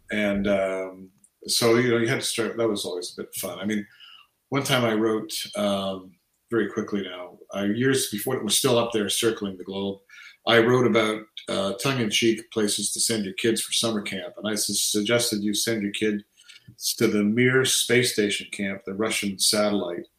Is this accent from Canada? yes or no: yes; Canada; I've lived here since I say since just before I turned four